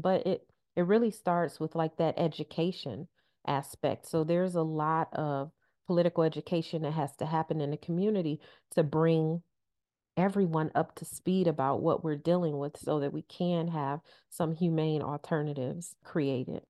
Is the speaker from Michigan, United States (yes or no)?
yes; Detroit, Michigan, United States; growing up in Detroit, uh, for a half century, for my entire life